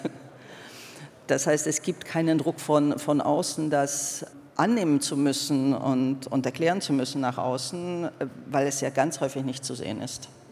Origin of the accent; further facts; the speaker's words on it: Hungary; moved away; bin zwar in Ungarn aufgewachsen